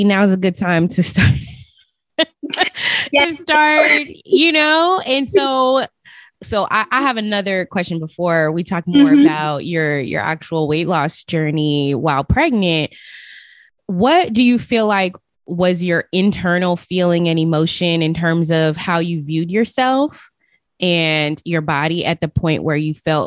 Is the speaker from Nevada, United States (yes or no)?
yes; Las Vegas, Nevada, United States; moved away; I'm originally from Las Vegas